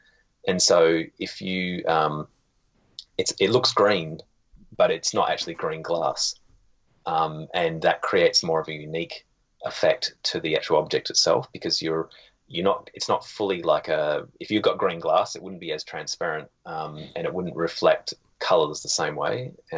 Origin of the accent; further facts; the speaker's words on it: Australia; now in Canada; I was, 30 years in Australia. And then I just went out, did my most Australian accent just then.